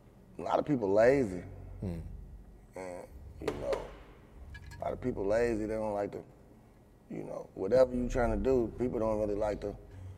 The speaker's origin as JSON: {"language": "English", "country": "United States", "tie": "born or raised there", "said": "Well, I grew up in the projects. I grew up in Clarksdale Project, so, you know, regular project shit."}